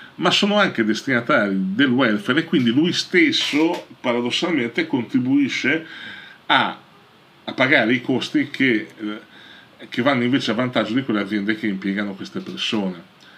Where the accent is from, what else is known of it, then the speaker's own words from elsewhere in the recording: Italy; nel nostro paese